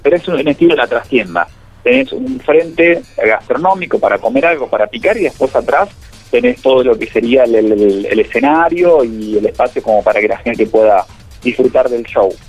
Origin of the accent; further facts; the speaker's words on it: Córdoba, Argentina; soy cordobés de …